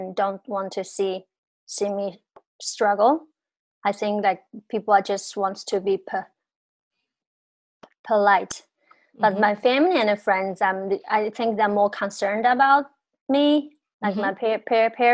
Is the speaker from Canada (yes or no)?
no; China; moved away as an adult; growing up in China